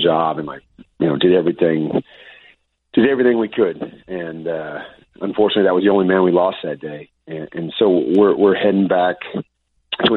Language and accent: English; United States; I was born in America